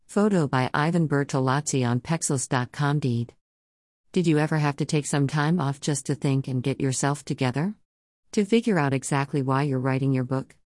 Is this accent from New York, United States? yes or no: yes; New York City, New York, United States; moved away as an adult; also born or lived in Orlando, Florida; I grew up in Brooklyn, New York